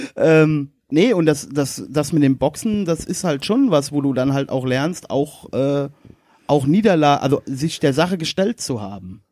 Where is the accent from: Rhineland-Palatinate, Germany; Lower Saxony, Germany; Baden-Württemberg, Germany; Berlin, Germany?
Rhineland-Palatinate, Germany; Westerwald; also born or lived in Erkelenz (family); bei uns im Westerwald